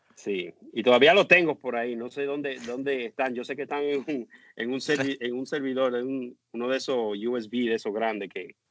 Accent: Dominican Republic; born or raised there; moved away as an adult; now in United States

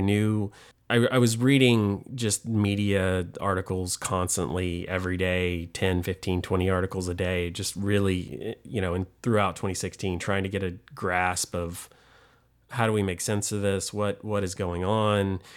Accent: Chattanooga, Tennessee, United States; I'm from Chattanooga, Tennessee, like two hours northwest of Atlanta, Georgia.

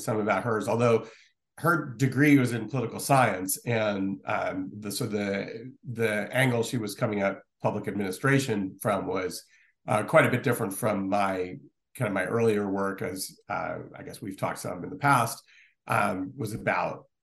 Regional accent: Stamford, Connecticut, United States; I grew up in Stamford, Connecticut

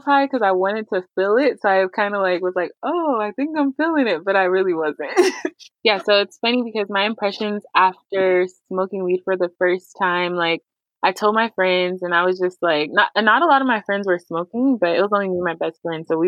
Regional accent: Pasadena, California, United States; now in Rancho Cucamonga, United States; I live in Rancho Cucamonga, and I'm originally from Pasadena, California

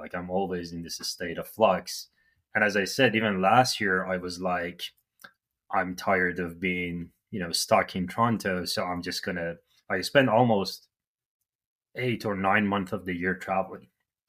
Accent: Iran; moved away as an adult; now in Canada; I'm from Iran

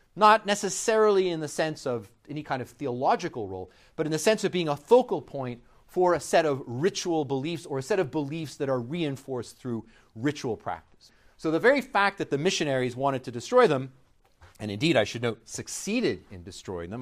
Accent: Canada; I'm Canadian

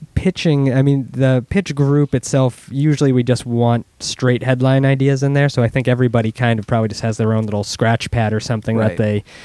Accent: South Shore, Massachusetts, United States; I'm from Massachusetts, like on the South Shore of Massachusetts

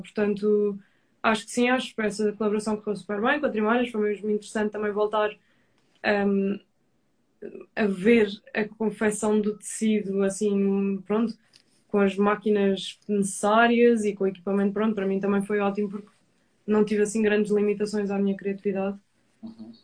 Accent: Madeira, Portugal; de onde eu sou

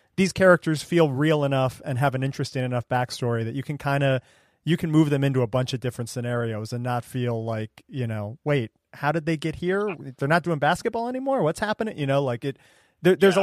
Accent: Ohio, United States; I grew up in Ohio

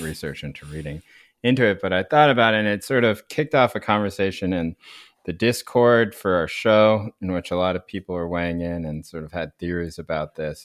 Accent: North Carolina, United States; I grew up in North Carolina

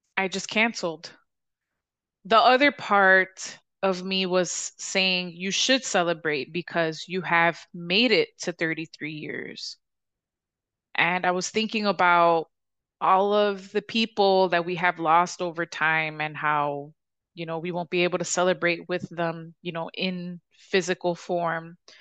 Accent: Chicago, Illinois, United States; I'm from the South Side

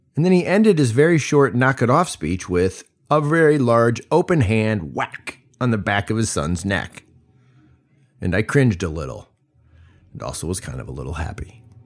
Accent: United States; also born or lived in Mali; as an American serving in the Peace Corps

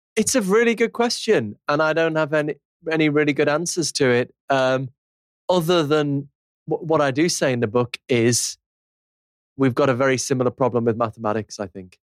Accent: Liverpool, North West England, United Kingdom; I'm from Liverpool

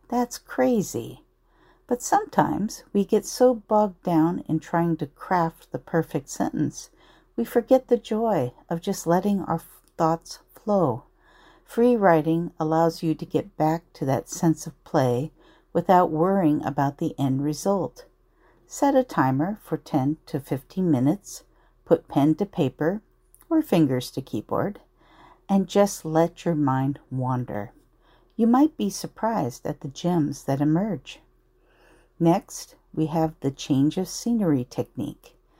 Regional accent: Anaheim, California, United States; my hometown of Anaheim

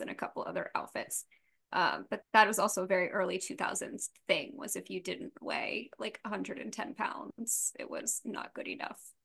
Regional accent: the South, United States; I'm from the South

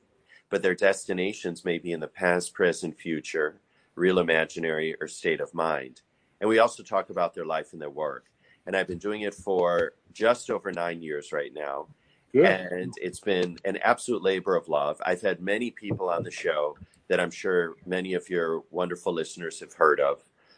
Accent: Chicago, Illinois, United States; now in New York, United States; even though I'm a fellow Midwesterner, I'm originally from Chicago. I live in New York.

